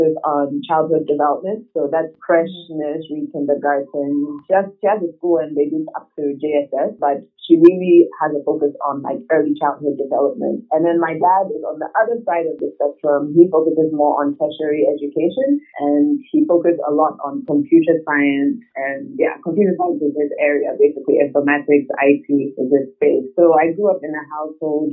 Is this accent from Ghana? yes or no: yes; Ghana; also born or lived in Nigeria; I was born in Nigeria, but lived most of my life in Ghana